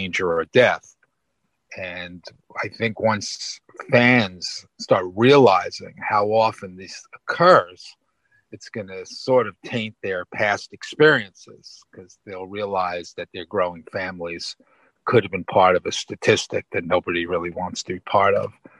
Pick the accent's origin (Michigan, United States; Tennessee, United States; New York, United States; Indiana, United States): New York, United States; New York City; I am from New York City. Yep. Born in Brooklyn.